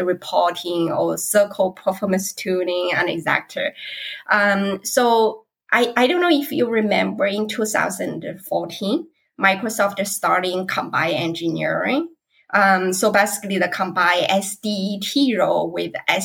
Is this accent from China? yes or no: yes; China; moved away as an adult; now in Redmond, United States; I was originally from China